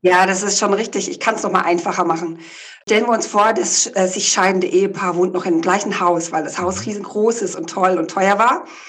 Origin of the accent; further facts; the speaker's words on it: the Ländle, Baden-Württemberg, Germany; moved away; also born or lived in Hamburg / Berlin; Ganz ursprünglich komme ich ja aus dem Ländle von einem kleinen Bauernhof.